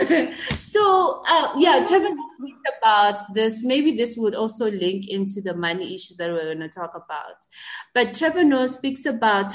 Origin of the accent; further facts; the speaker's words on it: Mamelodi, Gauteng, South Africa; I was born and raised in Mamelodi